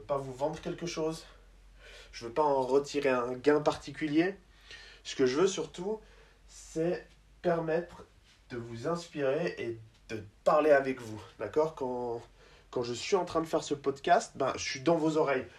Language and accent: French; Switzerland; also born or lived in United States; je suis suisse